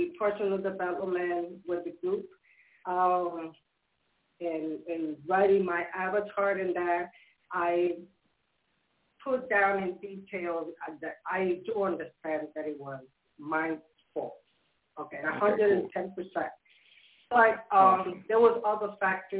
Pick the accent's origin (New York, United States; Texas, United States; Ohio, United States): New York, United States; New York City; now in Yonkers, United States; Queens, New York